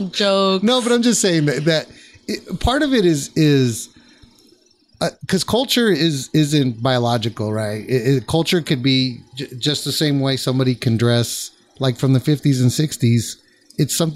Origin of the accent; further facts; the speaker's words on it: California, United States; Well, I mean, I'm from, I was born